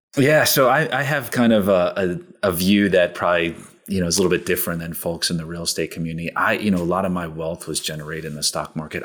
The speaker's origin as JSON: {"language": "English", "town": "Princeton", "region": "New Jersey", "country": "United States", "tie": "born or raised there", "moved": "yes", "said": "I grew up in New Jersey outside of Princeton"}